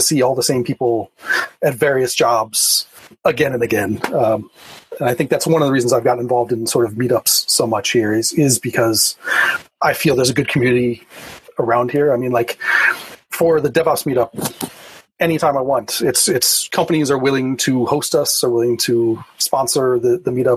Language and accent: English; Miami, Florida, United States; moved away as an adult; also born or lived in Bay Area; now in Chicago, United States; I grew up in Miami, and so that's where my technical career started.